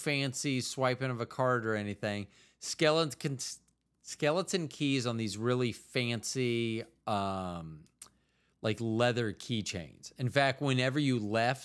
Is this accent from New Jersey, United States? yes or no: no; Florida, United States; moved away; also born or lived in Midwest; I'm originally from Florida.